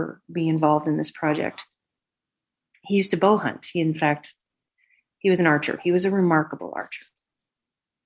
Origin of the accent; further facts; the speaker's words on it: the West, United States; we were raised in the West when the West was still pretty rough